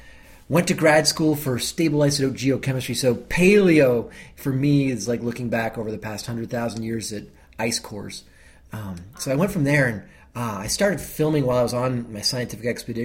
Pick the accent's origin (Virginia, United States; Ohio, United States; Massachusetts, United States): Massachusetts, United States; Boston; I'm American. I'm from Boston.